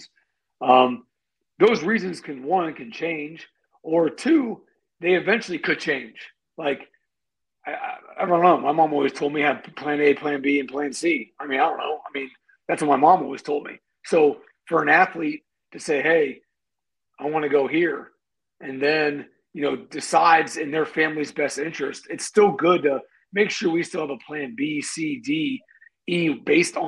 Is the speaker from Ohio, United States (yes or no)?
yes; Canton, Ohio, United States; I grew up in Canton, Ohio, and I went to Glen Oak High School